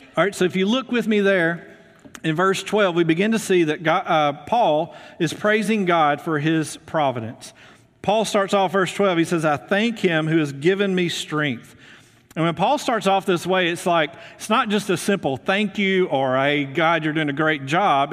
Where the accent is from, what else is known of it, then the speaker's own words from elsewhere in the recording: Muscle Shoals, Alabama, United States; moved away as an adult; also born or lived in Houston, Texas / Memphis, Tennessee; now in North Alabama, United States; I'm originally from Muscle Shoals